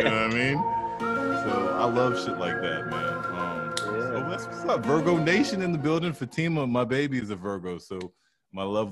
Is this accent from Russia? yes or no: no; United States; also born or lived in Atlanta, Georgia; I was born in Atlanta, Georgia, but I grew up out here, like, from 5 years up, 5 years old and up.